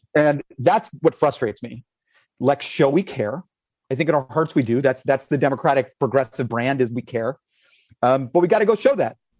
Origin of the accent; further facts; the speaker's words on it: Miami, Florida, United States; I was born in Miami